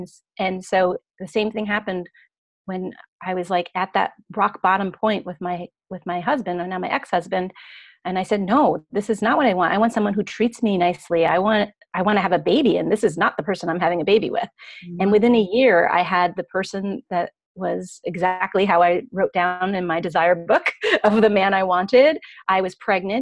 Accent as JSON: {"language": "English", "region": "Pennsylvania", "country": "United States", "tie": "born or raised there", "said": "when I was growing up in Pennsylvania"}